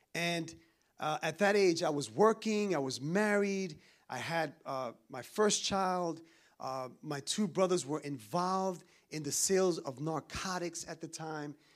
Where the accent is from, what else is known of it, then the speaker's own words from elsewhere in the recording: New York City, New York, United States; also born or lived in Dominican Republic; I'm from New York